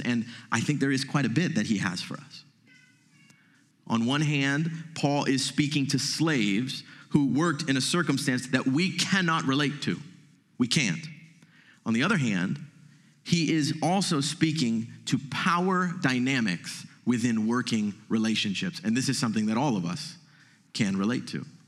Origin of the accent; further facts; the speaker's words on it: United States; as American Christians